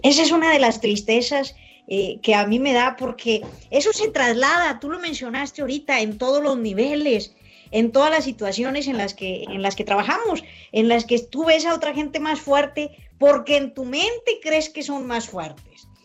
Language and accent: Spanish; Mexico; mucha gente de mi pueblo de San Buena, que me ayudó a crecer